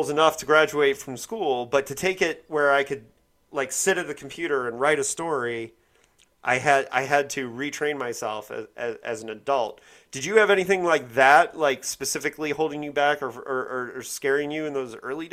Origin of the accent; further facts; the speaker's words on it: Bloomington, Indiana, United States; I was growing up in Bloomington, Indiana